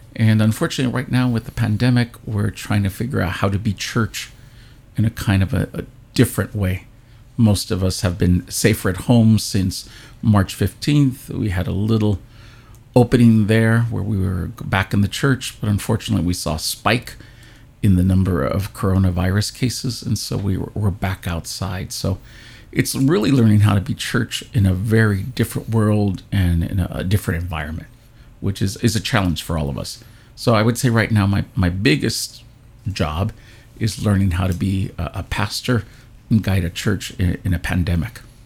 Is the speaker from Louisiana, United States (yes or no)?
no; California, United States; I'm one of the few actually native Californians. Uh, I was born here in California